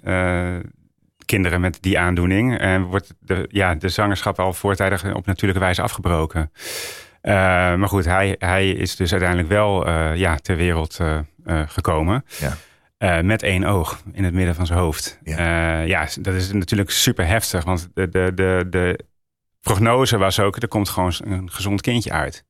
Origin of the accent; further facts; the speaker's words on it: Roden, Drenthe, Netherlands; also born or lived in Friesland / Groningen; ik kom uit Noord-Nederland